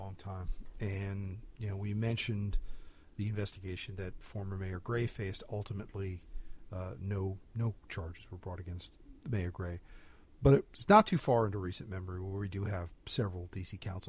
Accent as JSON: {"language": "English", "region": "New Jersey", "country": "United States", "moved": "yes", "lives_now": "Washington, D.C., United States", "said": "I'm from New Jersey"}